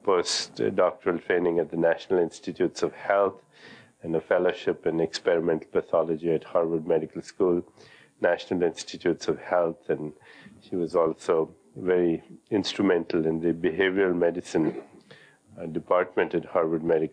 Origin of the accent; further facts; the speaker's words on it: India; when I was a child growing up in India